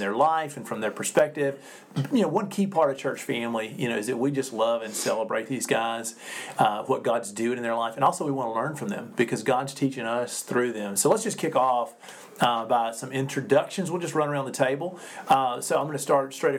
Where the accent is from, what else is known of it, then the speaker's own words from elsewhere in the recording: Sugarloaf, Mississippi, United States; It's near my hometown of Sugarloaf